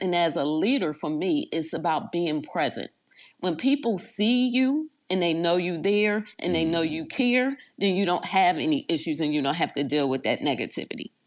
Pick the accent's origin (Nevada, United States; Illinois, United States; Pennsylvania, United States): Pennsylvania, United States; Philadelphia; moved away as an adult; I was raised in South Philly, but also moved to Germantown.